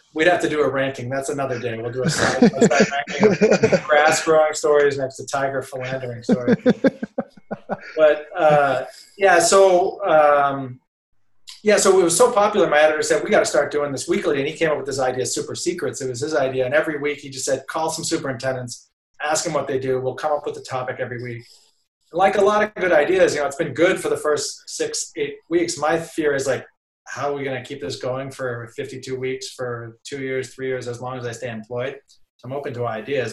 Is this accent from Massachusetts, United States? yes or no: yes; Brookline, Massachusetts, United States; also born or lived in Somerville, Massachusetts; I was born in Somerville and grew up. Went to Brookline High